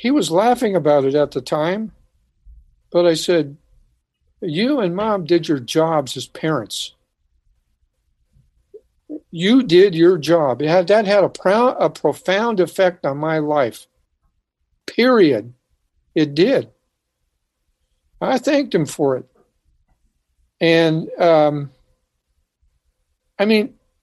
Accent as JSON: {"language": "English", "town": "Santa Cruz", "region": "California", "country": "United States", "said": "I'm from Santa Cruz, California"}